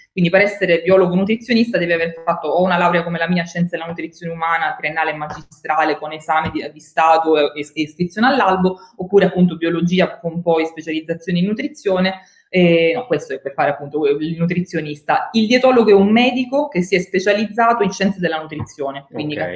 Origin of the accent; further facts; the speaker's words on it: Italy; also born or lived in St. Louis, United States; sono tornata, amo la mia terra, amo, amo vivere e lavorare in Italia